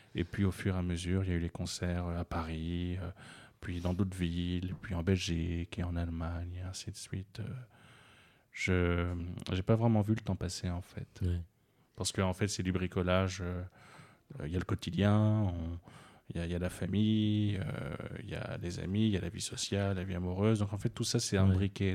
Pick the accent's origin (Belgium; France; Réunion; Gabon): Gabon; je suis né au Gabon, c'est un pays francophone.